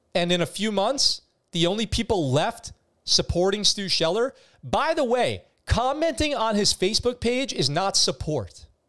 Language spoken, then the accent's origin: English; New York, United States; moved away as an adult; when I grew up in New York